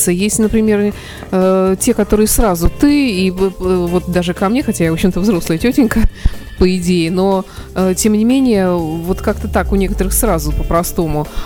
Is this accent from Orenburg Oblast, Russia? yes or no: no; Saint Petersburg, Russia; поскольку мы люди из Петербурга